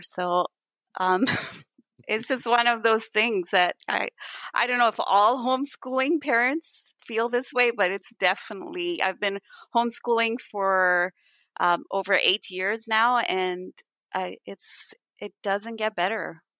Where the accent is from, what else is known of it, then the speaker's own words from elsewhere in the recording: India; also born or lived in Canada; when I was really young, my family moved to India from Canada, where I was born